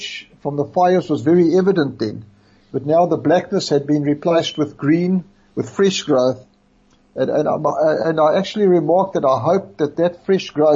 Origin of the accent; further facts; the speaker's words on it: Brakpan, Gauteng, South Africa; moved away as an adult; also born or lived in Raanana, Israel; now in Israel; I come from Brakpan, for those that don't know, which is a little town close to Benoni.